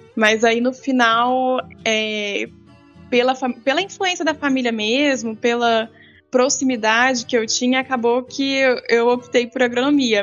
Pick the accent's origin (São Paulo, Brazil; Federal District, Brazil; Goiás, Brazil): Goiás, Brazil; Rio Verde; Eu nasci em Rio Verde, Goiás, né? Interior do estado de Goiás